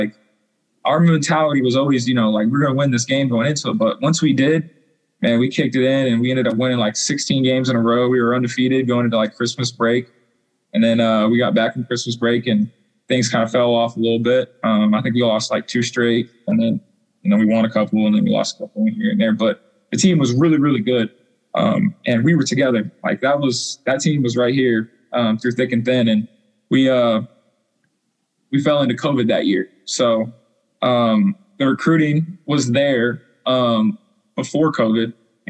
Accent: La Junta, Colorado, United States; because I came from La Junta, Colorado, with, I don't even know, like, probably like 4,000 people.

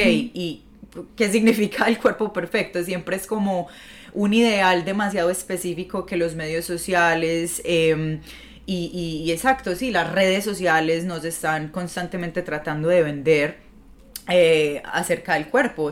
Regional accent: Medellín, Antioquia, Colombia; moved away as an adult; now in New York, United States; yo llevo viviendo siete años acá en Nueva York y desde que yo me mudé de, de Medellín

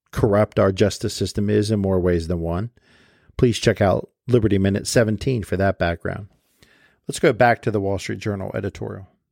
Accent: United States; Our post COVID American world looks nothing like the country I grew up in, the country of the 1980s

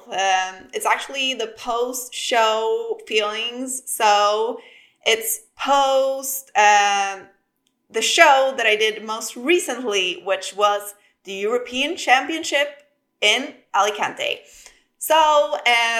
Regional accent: Sweden; accent: Swedish; English is a second language; I'm not a native English speaker, so excuse some of my errors, and I hope you will enjoy my lovely Swedish accent

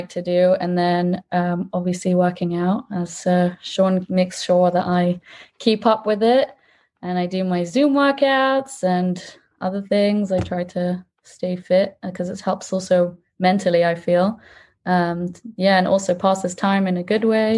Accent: England, United Kingdom; moved away as an adult; now in Israel; I'm from England.

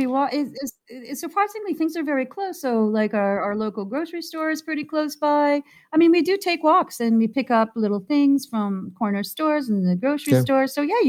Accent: Toronto, Ontario, Canada; I mean, I grew up in Toronto, and, you know, in my younger years, I was really social and went everywhere.

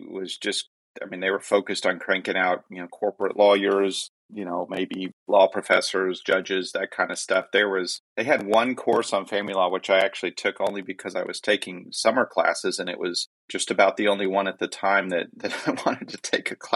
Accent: Pensacola, Florida, United States; born there; I was born in January 30th, 1970, in Pensacola, Florida.

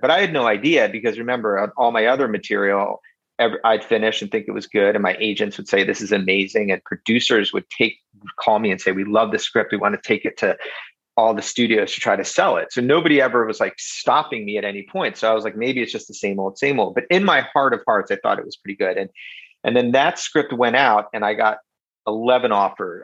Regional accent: Philadelphia, Pennsylvania, United States; we grew up in in South Philly, and my dad worked in South Philadelphia his whole life

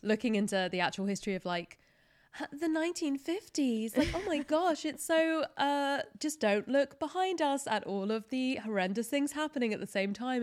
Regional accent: United Kingdom; especially as a British person

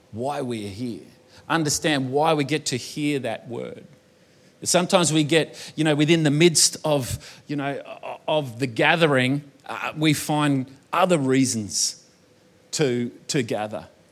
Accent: Australia; accent: bogan Australian; I was born in Australia, but I was also born to an Italian mother

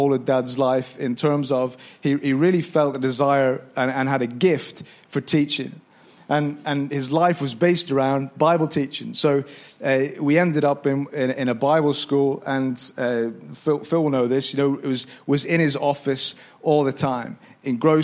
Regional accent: Northern Ireland, United Kingdom; moved away; we're all from Northern Ireland originally

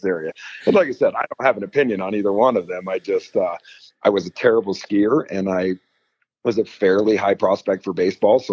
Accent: California, United States; also born or lived in Oakland, California / Truckee, California; So I was born in Oakland, California. And then my parents moved to Lake Tahoe when I was 2 years old.

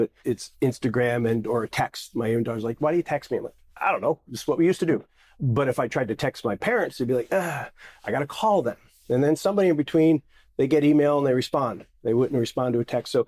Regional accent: New Jersey, United States; I'm just a Jersey boy

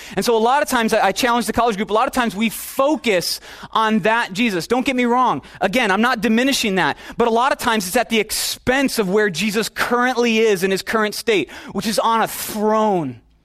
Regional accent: the Midwest, Minnesota, United States; now in California, United States; I'm from the Midwest, where it's like, it's like football in Texas. Wrestling in Minnesota, it's the deal

